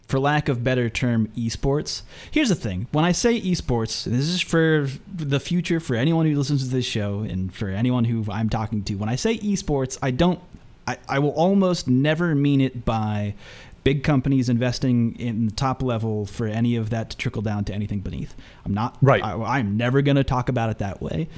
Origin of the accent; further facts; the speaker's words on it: United States; I say Phenom because I'm from the United States